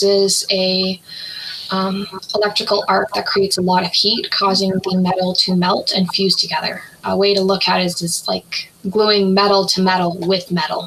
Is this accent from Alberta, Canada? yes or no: yes; Calgary, Alberta, Canada; I was born and raised in Calgary, Alberta